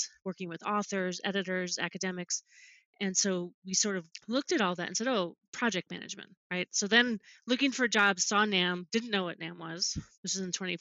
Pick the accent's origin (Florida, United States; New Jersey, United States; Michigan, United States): New Jersey, United States; moved away as an adult; also born or lived in Alaska / Salt Lake City / California; I'm originally from New Jersey also